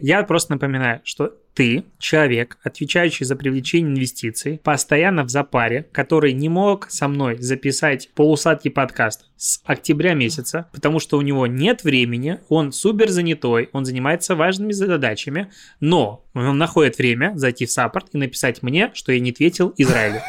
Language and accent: Russian; Belarus; moved away; я белорус, у меня права белорусские